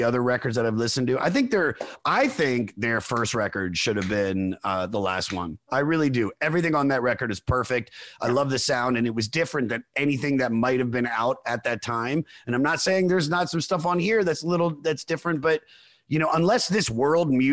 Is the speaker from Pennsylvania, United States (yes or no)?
no; Germantown, Maryland, United States; I was born in the Washington, D.C. area in Montgomery County, Maryland, in a city called Germantown